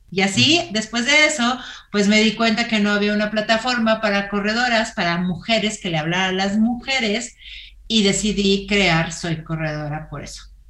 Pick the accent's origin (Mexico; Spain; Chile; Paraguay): Mexico; Torreón, Coahuila; moved away as an adult; now in Mexico City, Mexico; yo soy de Torreón, en el solazo de Torreón, y allí corría